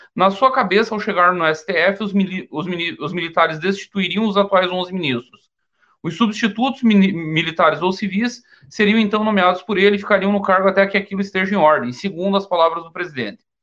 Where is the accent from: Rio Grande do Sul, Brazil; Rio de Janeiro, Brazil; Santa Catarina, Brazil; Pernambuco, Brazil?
Santa Catarina, Brazil; Caçador; Caçador, minha terra natal, fica mais ou menos próximo ali do, do Paraná